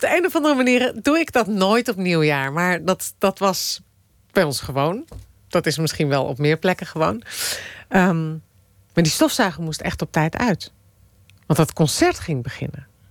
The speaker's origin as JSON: {"language": "Dutch", "town": "Amsterdam", "region": "North Holland", "country": "Netherlands", "tie": "born or raised there", "also_born_or_lived": "Moscow, Russia", "said": "die tuinstad waar ik ben opgegroeid"}